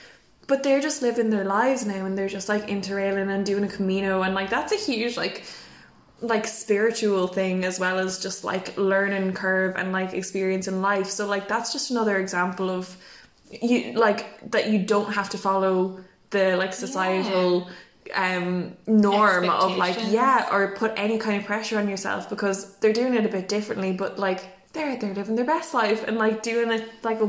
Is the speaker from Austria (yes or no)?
no; England, United Kingdom; We did ordinary math. Yeah. We are English people.